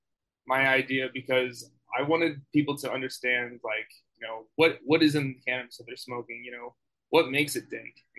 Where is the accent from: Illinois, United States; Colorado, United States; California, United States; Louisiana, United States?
Colorado, United States; Boulder; I grew up in Boulder, Colorado